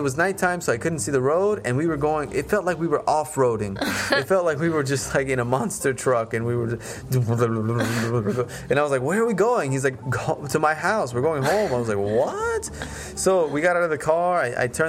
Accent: United States; moved away as an adult; now in Russia; I'm from America, so I was used to the American way

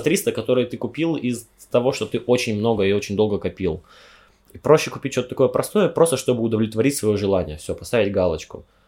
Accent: Omsk, Omsk Oblast, Russia; moved away as an adult; also born or lived in Yekaterinburg; Я из Омска, из Сибири уехал в Екатеринбург просто за тысячу километров, чтобы учиться

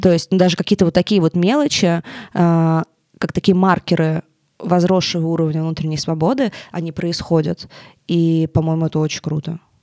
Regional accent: Tolyatti, Samara Oblast, Russia; moved away as an adult; now in Moscow, Russia; ты живешь в Тольятти весь, весь, всю жизнь

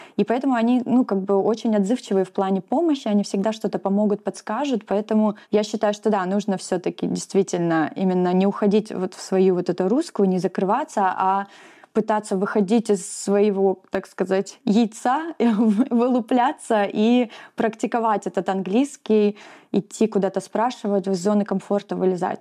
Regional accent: Russia; moved away as an adult; now in New Zealand

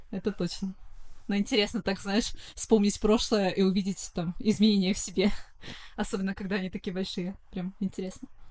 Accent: Saint Petersburg, Russia; Коренная петербурженка

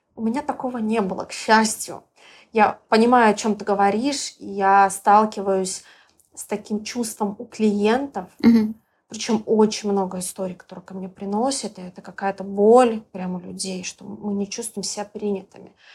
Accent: Belarus; moved away as an adult; now in Bali, Indonesia; я из Беларуси

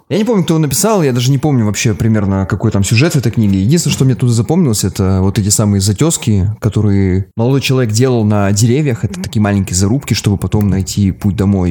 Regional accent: Magadan, Magadan Oblast, Russia; moved away; Я родился в Магадане, но не был там уже очень давно

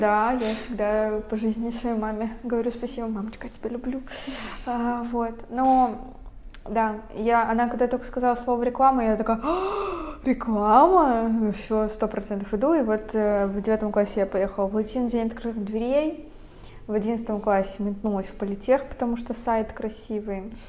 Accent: Veliky Novgorod, Novgorod Oblast, Russia; moved away as an adult; now in Saint Petersburg, Russia; Мы переехали в Санкт-Петербург я из Великого Новгорода, это совсем недалеко от Питера

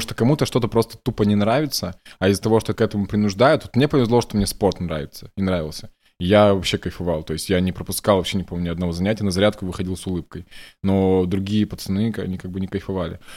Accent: Sheksna, Vologda Oblast, Russia; moved away; я типа чувак из Шексны какой-то. Никто не знает вообще, где это находится

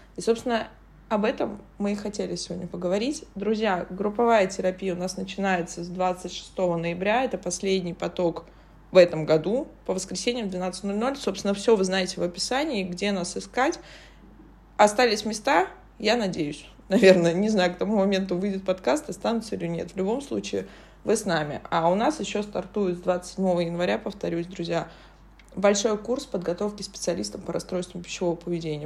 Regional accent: Saint Petersburg, Russia; я родилась в Петербурге

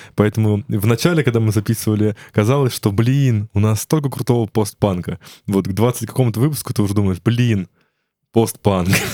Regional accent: Ryazan, Ryazan Oblast, Russia; я сам из Рязани

